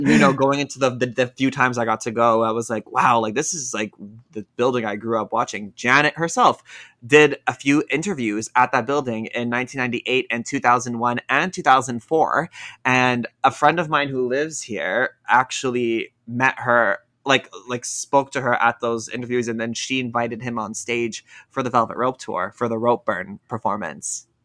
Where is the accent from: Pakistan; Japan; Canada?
Canada; Toronto, Ontario; I'm from Toronto.